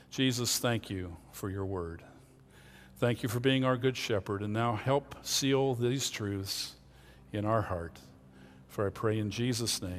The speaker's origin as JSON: {"language": "English", "region": "Pennsylvania", "country": "United States", "tie": "born there", "said": "I'm not good because I was born in Lancaster County."}